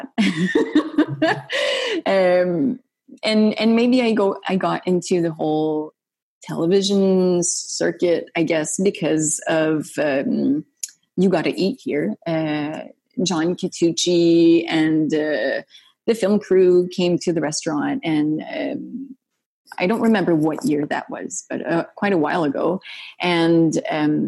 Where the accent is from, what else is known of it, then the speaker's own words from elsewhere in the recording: Gatineau, Quebec, Canada; I was sometimes asked to do jokes about Gatineau. I was, they ridiculed like my accent sometimes